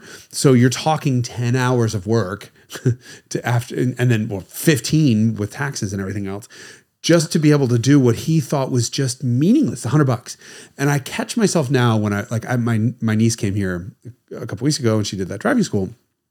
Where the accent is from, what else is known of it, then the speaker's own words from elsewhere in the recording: New York, United States; I remember laughing because I'm from New York, right?